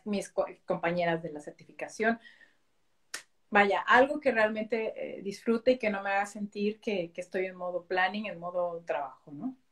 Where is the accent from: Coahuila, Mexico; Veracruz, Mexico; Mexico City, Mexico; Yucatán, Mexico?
Mexico City, Mexico; first language Spanish; moved away as an adult; now in Belgium; soy original de México. Yo nací en la Ciudad de México.